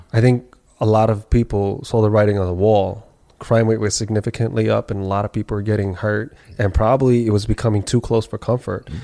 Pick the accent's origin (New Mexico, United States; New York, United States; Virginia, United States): New York, United States; New York City; born and raised, bred here